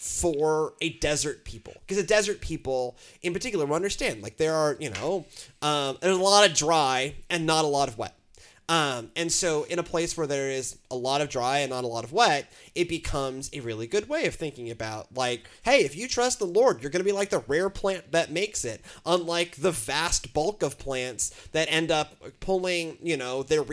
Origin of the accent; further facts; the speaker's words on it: Houston, Texas, United States; I'm from Houston.